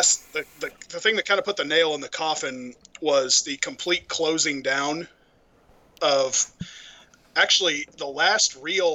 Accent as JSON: {"language": "English", "town": "Modesto", "region": "California", "country": "United States", "tie": "born or raised there", "moved": "yes", "said": "I'm originally from Modesto, California."}